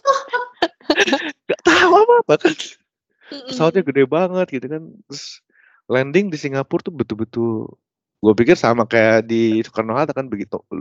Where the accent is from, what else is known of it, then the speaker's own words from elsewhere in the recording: Bandung, West Java, Indonesia; karena saya kuliahnya di Bandung saya orang Bandung gitu jadi saya